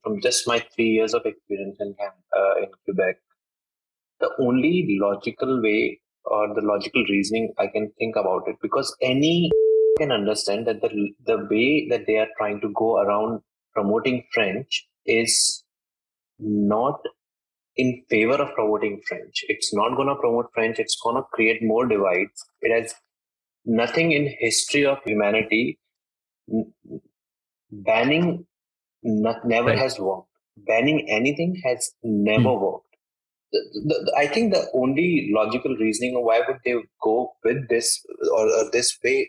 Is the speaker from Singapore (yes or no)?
no; India; first language Hindi; English is a second language; Hindi, which is my yeah. native language or my mother tongue.